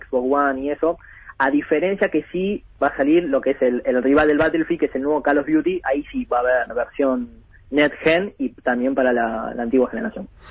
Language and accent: Spanish; Buenos Aires, Argentina; yo crecí en Capital